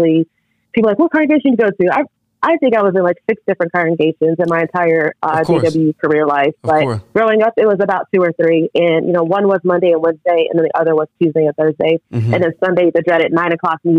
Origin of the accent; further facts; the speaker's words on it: Raleigh, North Carolina, United States; I grew up in the Raleigh area, North Carolina.